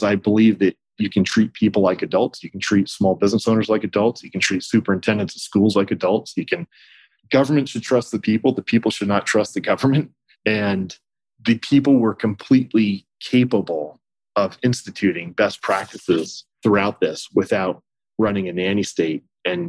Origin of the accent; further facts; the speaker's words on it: Texas, United States; as a Texan